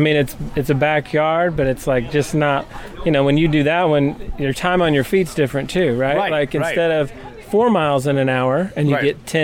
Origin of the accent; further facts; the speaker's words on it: by Carbondale, Marion, Southern Illinois, United States; Southern Illinois.